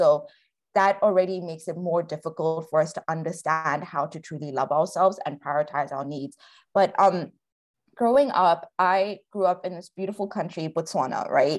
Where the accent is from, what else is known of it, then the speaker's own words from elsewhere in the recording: Kerala, India; also born or lived in Africa; I'm South Asian from Kerala, but I grew up in Africa and I relate a lot to being a third culture kid.